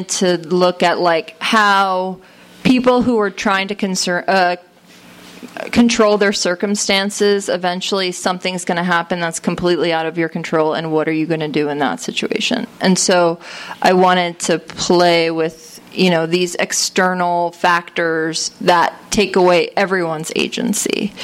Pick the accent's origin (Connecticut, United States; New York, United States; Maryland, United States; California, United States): Connecticut, United States; I grew up in Connecticut on the shoreline